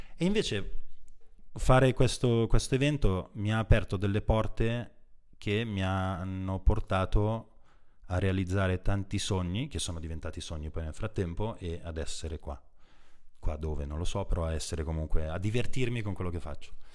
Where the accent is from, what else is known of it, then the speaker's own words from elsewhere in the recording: Brugherio, Lombardy, Italy; io stesso sono nato in provincia, a Brugherio in particolare, che è appena fuori Milano